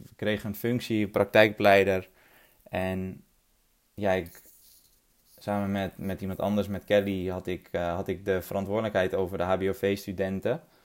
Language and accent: Dutch; 't Geest, North Holland, Netherlands; ik ben opgegroeid in het Geest. Een eh, klein, mooi, veilig dorpje in Noord-Holland